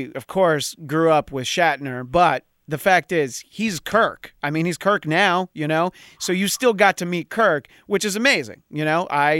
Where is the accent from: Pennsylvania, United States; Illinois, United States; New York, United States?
New York, United States; growing up in New York on WPIX.